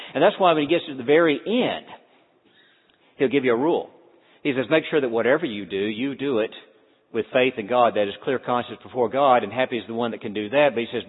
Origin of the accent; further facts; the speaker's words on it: Deep South, United States; Now, let me tell you, I grew up in the Deep South. Christianity in the Deep South, we had a long list of thou shalt nots.